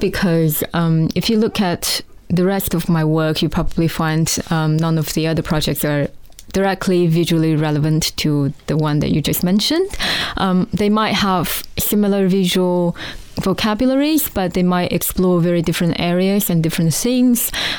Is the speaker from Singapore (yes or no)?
no; China; born there; I mean, I would introduce myself as I was born in China